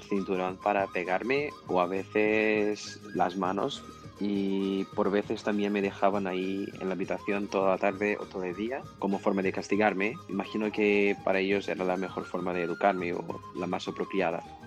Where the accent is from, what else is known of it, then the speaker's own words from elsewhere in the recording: Argentina; now in Ireland; soy de Argentina